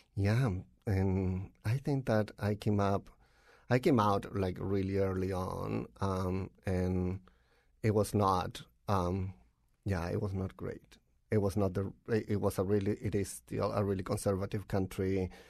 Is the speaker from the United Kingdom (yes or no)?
no; Tocopilla, Antofagasta, Chile; English is a second language; moved away as an adult; now in Connecticut, United States; I'm from Chile. I grew up in a really small town in the north of the country called Tocopilla